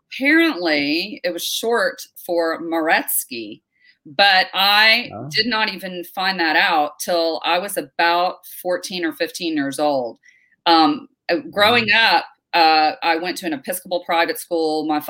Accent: United States; accent: New York and Texas; I jokingly say my accent is a combination of New York and Texas. So I speak really fast with a Southern drawl.

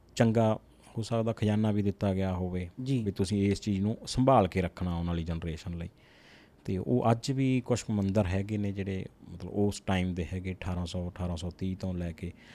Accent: Jagraon, Punjab, India; ਮੈਂ ਜਿਸ ਸਿਟੀ ਨਾਲ ਬਿਲੋਂਗ ਕਰਦਾ ਜਗਰਾਉਂ ਸਿਟੀ

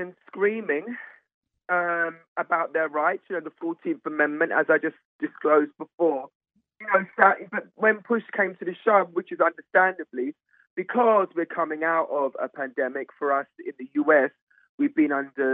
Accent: England, United Kingdom; now in New York City, United States; I'm from England

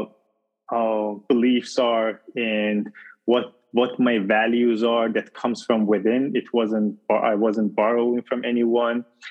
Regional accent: Iran; moved away as an adult; also born or lived in Arizona, United States; now in United States; I moved from Iran. I'm originally from Iran, and okay. I moved to US, to Arizona.

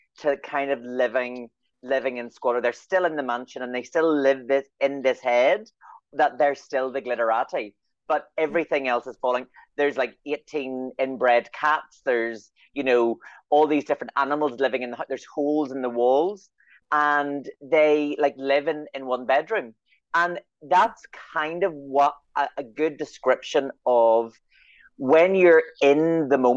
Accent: Northern Ireland, United Kingdom; I'm from Northern Ireland

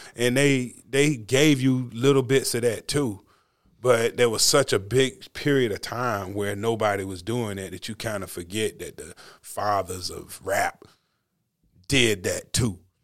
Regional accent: North Carolina, United States; we're from North Carolina

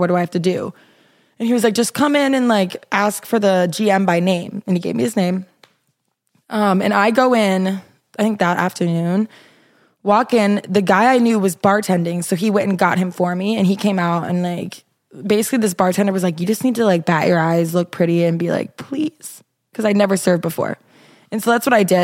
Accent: Minnesota, United States; moved away; also born or lived in Iowa; I'm from Minnesota, and I went to Iowa

